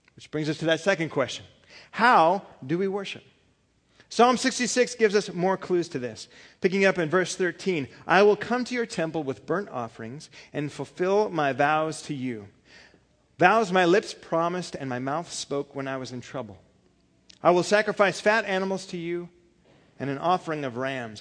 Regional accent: California, United States; I'm from California

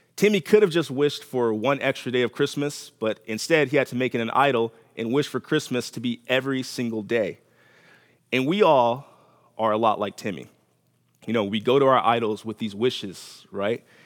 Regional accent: Los Angeles, California, United States; moved away; I'm from Los Angeles

